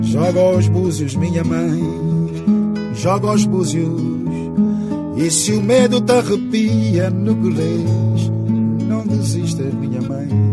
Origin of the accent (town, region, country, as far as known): Cape Verde; first language Cape Verdean Creole; Portuguese is a second language; now in Portugal